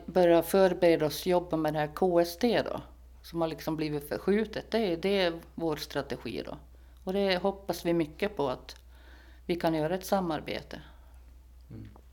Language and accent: Swedish; Sweden; now in Föglö, Åland; nu kommer jag från Sverige